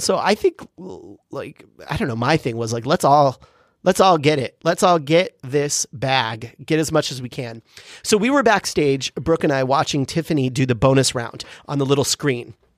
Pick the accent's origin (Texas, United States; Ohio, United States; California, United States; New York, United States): California, United States; San Diego; growing up in San Diego with my mom and sister